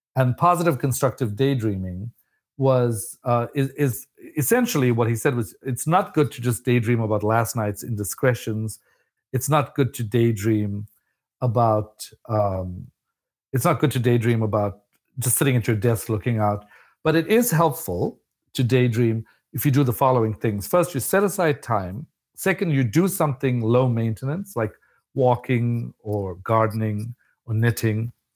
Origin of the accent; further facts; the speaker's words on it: South Africa; moved away as an adult; I was an immigrant from South Africa